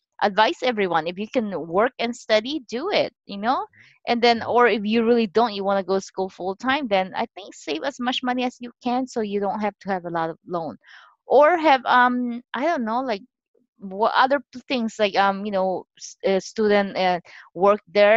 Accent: Philippines; moved away as an adult; now in United States; I immigrated to here to United States at age 20. I was born and raised in the Philippines

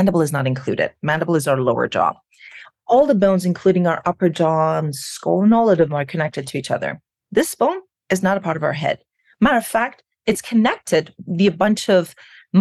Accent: Iran; moved away as an adult; now in United States; I was born and raised in Iran. I came to the United States about 23 years ago. So more than half of my life, I have lived here

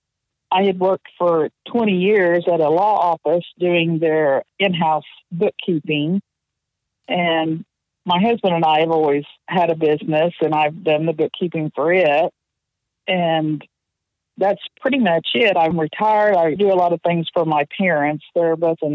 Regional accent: Tulsa, Oklahoma, United States; also born or lived in Nowata, Oklahoma; I was born in Oklahoma, actually Nowata, Oklahoma.

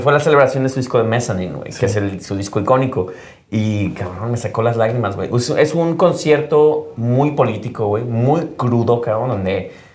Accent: Mexico

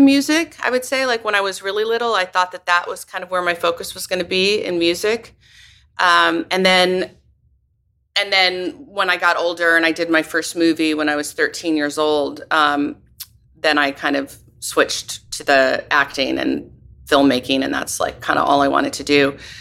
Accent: Northern California, United States; moved away as an adult; also born or lived in Los Angeles / Paris; now in upstate New York, United States; I grew up in, in California. Um, I'm from California, Northern California originally

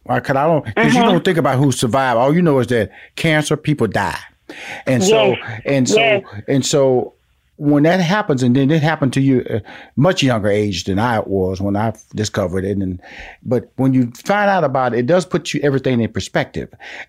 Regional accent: Houston, Texas, United States; And I'm from Houston, Texas. I'm a Southern boy, and it rings true in your tone.

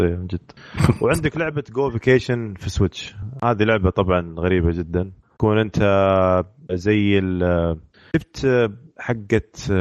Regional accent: Riyadh, Riyadh Province, Saudi Arabia; عندنا في الرياض

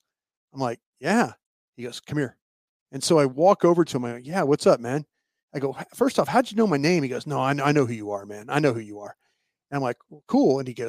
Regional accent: Texas, United States; hey, where are you from in Texas, …? Where are you from? Houston, Waco. I never said I was from Dallas. Never one time did I ever say I was from Dallas.

